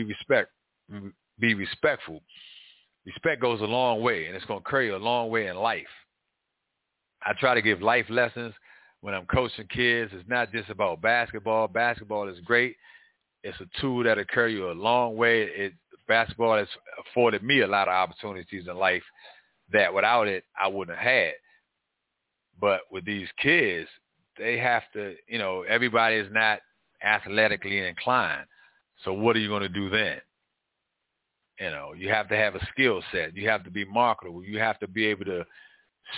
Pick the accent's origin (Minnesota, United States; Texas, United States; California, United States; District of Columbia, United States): District of Columbia, United States; Washington; growing up in Northwest Washington, D.C., it was great